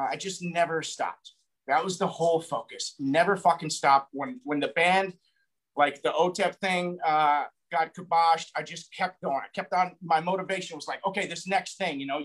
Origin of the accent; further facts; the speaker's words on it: a small town in Colorado, United States; moved away; also born or lived in California / Hollywood; I'm from a small town in Colorado, moved to California, moved to Hollywood, did Hollywood for like 6 years